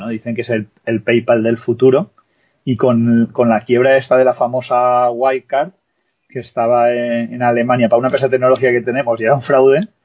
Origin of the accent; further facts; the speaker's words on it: Spain; nosotros, que somos españoles